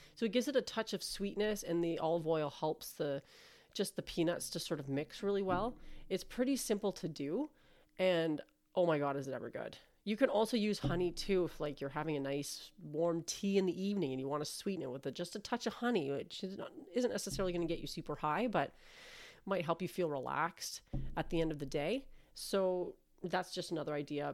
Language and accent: English; Canada; I'm Canadian